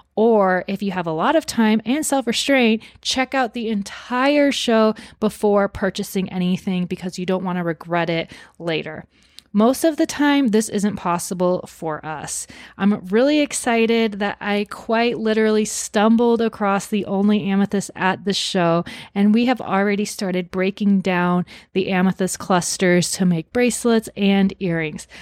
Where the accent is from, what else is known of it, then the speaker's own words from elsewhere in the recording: Arizona, United States; my home state of Arizona